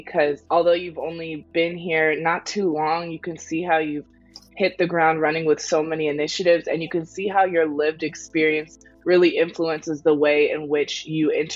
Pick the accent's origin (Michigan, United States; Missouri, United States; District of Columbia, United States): District of Columbia, United States; Washington; my passion for the community in DC and the greater area growing up here